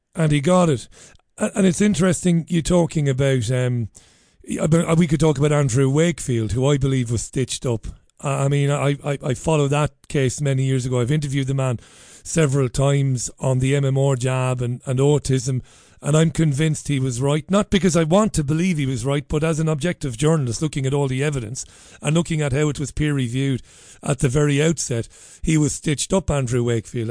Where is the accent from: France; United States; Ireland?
Ireland; I'm an Irish guy